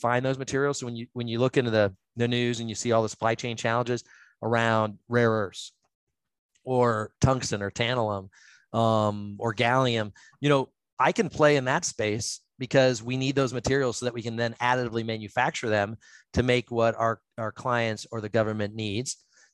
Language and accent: English; Northeast Ohio, United States; I grew up in Northeast Ohio, where all the steel mills were up there